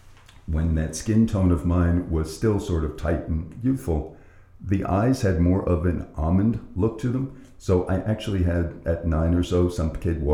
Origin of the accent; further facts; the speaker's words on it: New York City, New York, United States; When we moved to Ridgewood, which was that sort of Brooklyn, Queens border.